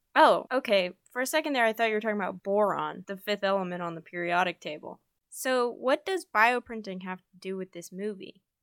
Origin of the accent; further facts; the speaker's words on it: Park City, Utah, United States; now in Asheville, United States; I'm from Park City, Utah